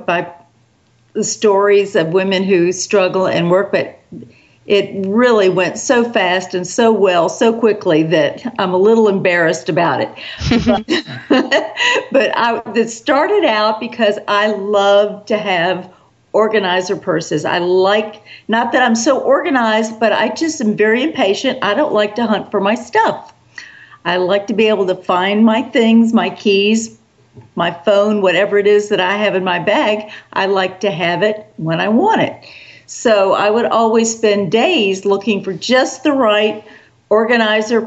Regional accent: South Carolina, United States; also born or lived in New York City; we soon moved back down to the South, and I've been in the South ever since, in South Carolina

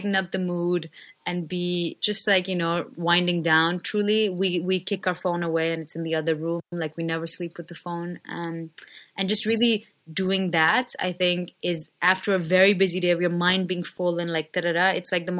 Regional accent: India; moved away; a middle class girl growing up in India

